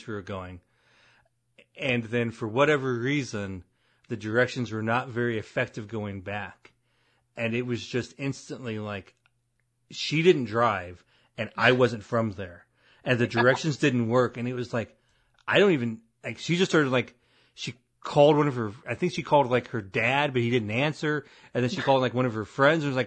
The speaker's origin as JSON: {"language": "English", "town": "Avon", "region": "Illinois", "country": "United States", "tie": "born or raised there", "said": "my hometown of Avon was like two and a half hours west of Champaign"}